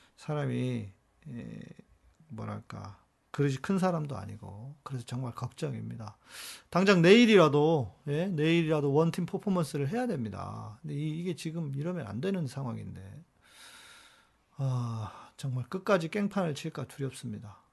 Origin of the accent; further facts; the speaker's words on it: South Korea; 우리는 한국 사람들은